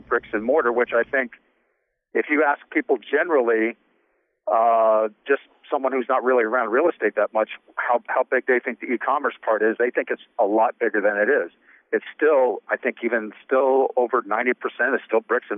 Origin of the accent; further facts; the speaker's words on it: Midwest, United States; now in New York, United States; I'm from the Midwest